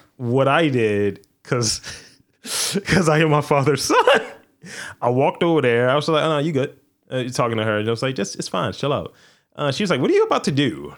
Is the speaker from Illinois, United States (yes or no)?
no; Baltimore, Maryland, United States; I'm from Baltimore